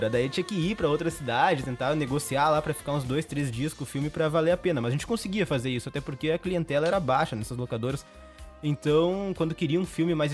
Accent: Sertão, Brazil; na pequena cidade onde, onde nasci, onde me criei, onde cresci, aquele pequeno vilarejo

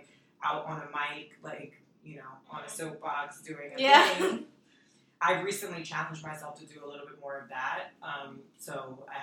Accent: New York City, New York, United States; also born or lived in Washington Heights; Dominican from New York

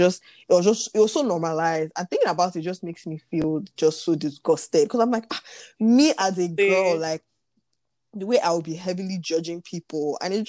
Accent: Nigeria; especially as a Nigerian, like...

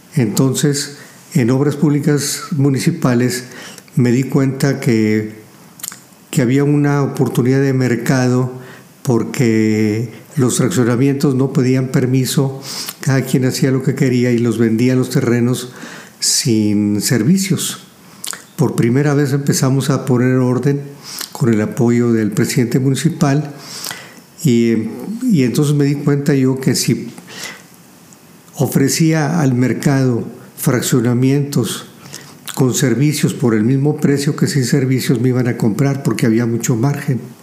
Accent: Saltillo, Coahuila, Mexico; also born or lived in La Madrid, Coahuila; Los recuerdos que tengo fue de la calle de Juárez aquí en Saltillo

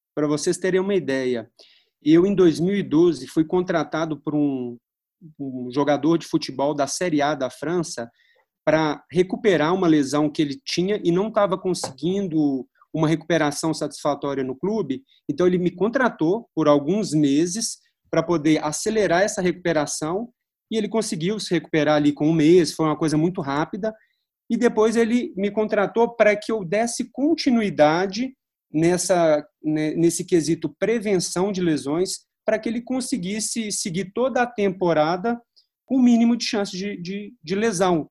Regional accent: Belo Horizonte, Minas Gerais, Brazil; Eu sou de Belo Horizonte

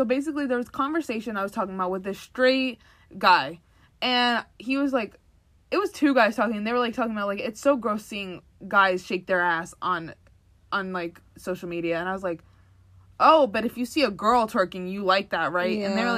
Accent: Waterbury, Connecticut, United States; born there; Like, if I was raised, like, I was born in Waterbury. If I was raised there, I definitely probably would say it a lot more.

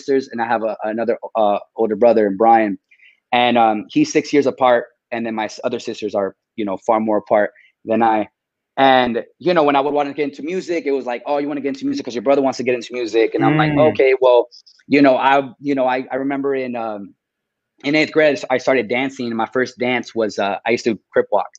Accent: Corona, California, United States; I grew up in Corona, California, in the Inland Empire

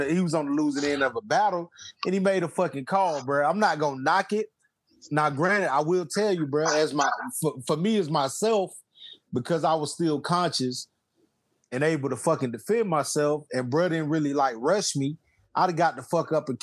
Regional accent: South Georgia, United States; I'm from South Georgia, about Austin, Georgia

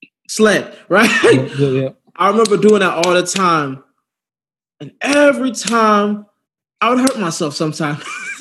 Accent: Chicago, Illinois, United States; born there; I was born in Chicago.

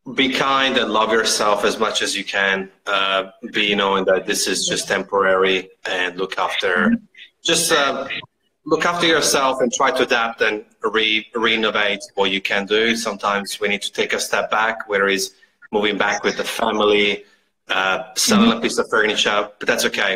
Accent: Italy; now in Australia; I'm from Italy originally

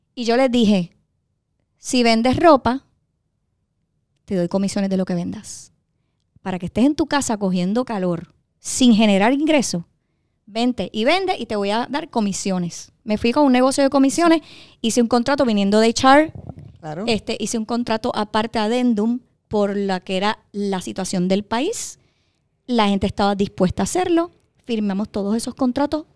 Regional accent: Dorado, Puerto Rico; yo soy de Dorado.

